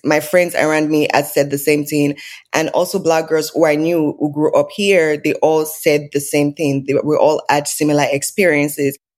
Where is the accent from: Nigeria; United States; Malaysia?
Nigeria; now in Canada; So, I'm Nigerian. I was born and raised in Nigeria.